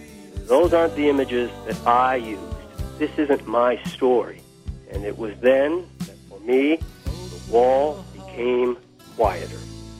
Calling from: Chicago, Illinois, United States; I'm calling from Chicago.

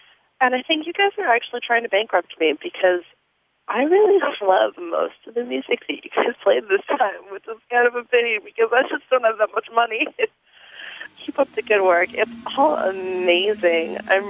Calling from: Pittsburgh, Pennsylvania, United States; Hi, Jim and Greg. … I'm from Pittsburgh.

